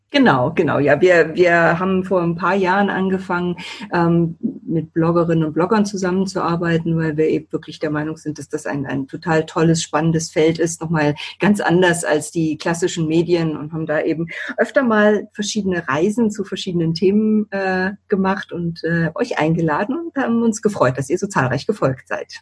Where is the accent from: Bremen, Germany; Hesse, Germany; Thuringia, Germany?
Bremen, Germany; moved away as an adult; also born or lived in Hamburg / Düsseldorf; ich bin ja gebürtige Bremerin und war dann zehn Jahre lang weg habe in Hamburg studiert, in Düsseldorf gelebt und bin eben auch ganz bewusst wieder zurückgekommen